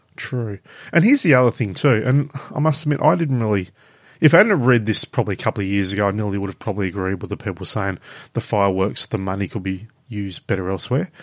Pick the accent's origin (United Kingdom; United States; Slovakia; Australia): Australia; we're actually Australian